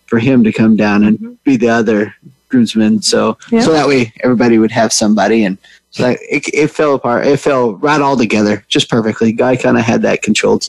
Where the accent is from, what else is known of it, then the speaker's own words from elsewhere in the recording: Texas, United States; also born or lived in Alaska; now in Idaho, United States; I grew up working cattle in Texas when we were down there.